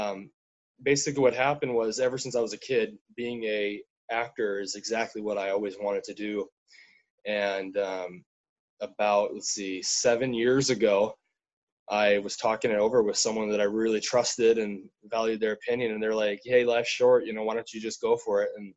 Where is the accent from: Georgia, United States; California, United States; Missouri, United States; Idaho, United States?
Idaho, United States; also born or lived in Norway; I'm from Idaho. And my mom was born a Norwegian citizen, so I spent several different times in my life living in Norway